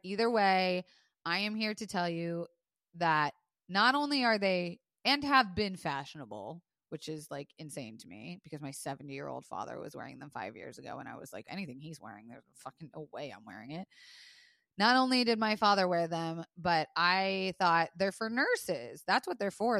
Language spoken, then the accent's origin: English; Florida, United States; I was raised in Florida